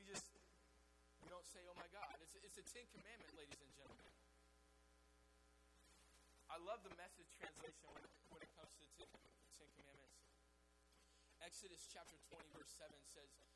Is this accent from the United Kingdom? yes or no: no; the South, United States; we're from the South